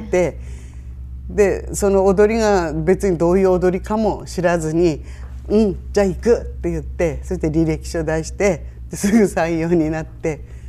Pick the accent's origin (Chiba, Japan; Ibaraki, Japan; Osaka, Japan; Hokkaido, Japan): Hokkaido, Japan; Shiraoi; 生まれも育ちも白老